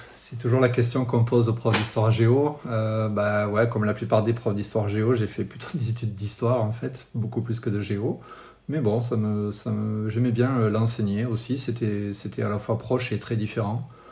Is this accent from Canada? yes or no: no; France; je suis français